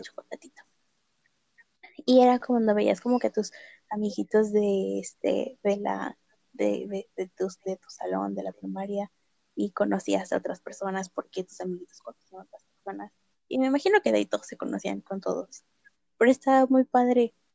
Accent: State of Mexico, Mexico; yo crecí en el Estado de México, literal, en un pueblito en las faldas del cerro

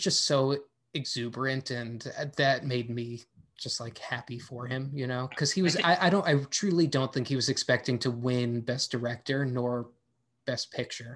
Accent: United States; I am just an American man

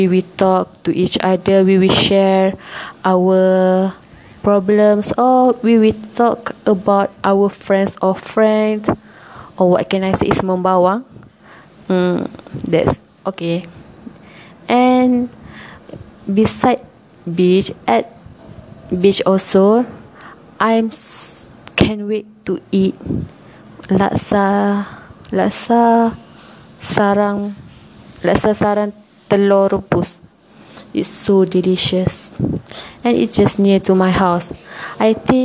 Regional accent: Kuala Terengganu, Terengganu, Malaysia; English is a second language; moved away as an adult; now in Tanjung Malim, Malaysia; my hometown, which is Terengganu, Kuala Terengganu, Terengganu

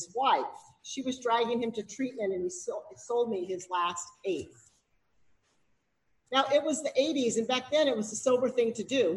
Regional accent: Berkeley, California, United States; I was raised in Berkeley

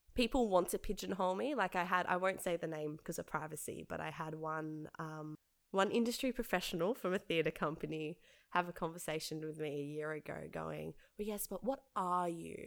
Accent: Penrith, New South Wales, Australia; also born or lived in St Marys; I grew up for most of my life in Jamestown, in the heart of Penrith

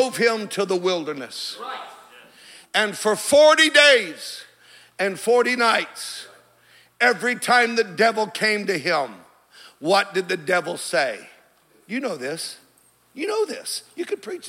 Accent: California, United States; I'm from California.

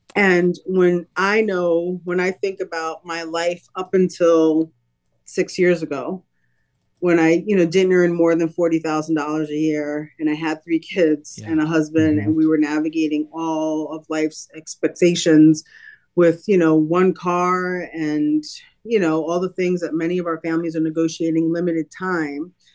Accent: New York City, New York, United States; moved away as an adult; now in Lancaster, United States; my family and I are from New York City, born and raised in Brooklyn, New York, um, came to Lancaster really on a whim

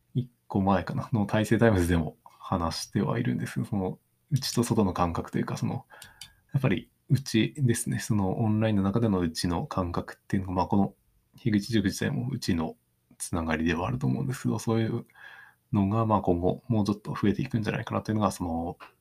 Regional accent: Takaoka, Toyama, Japan; moved away; 自分の地元だと結構まだそういう、あの、まあ富山県の高岡市の田舎のところですけど

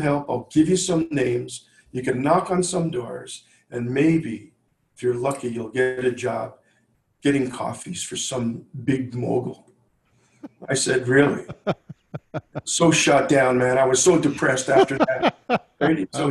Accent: New York City, New York, United States; moved away; I'm from New York originally

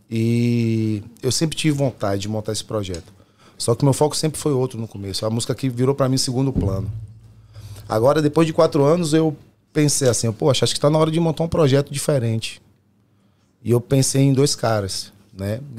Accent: Salvador, Bahia, Brazil; moved away; eu sou de Salvador e eu sempre vivi de música lá

